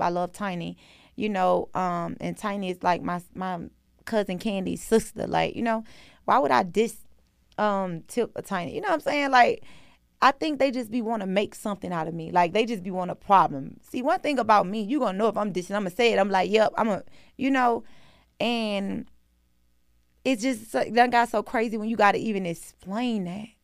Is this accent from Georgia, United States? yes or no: yes; Atlanta, Georgia, United States; I'm from Atlanta